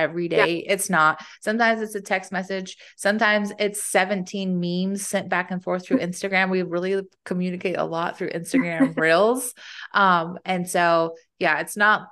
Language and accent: English; Fayetteville, North Carolina, United States; I grew up in Fayetteville, so I do have a non-military support system there